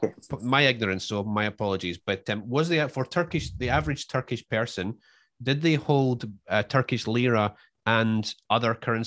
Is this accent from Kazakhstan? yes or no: no; Scotland, United Kingdom; now in Australia; I'm Scottish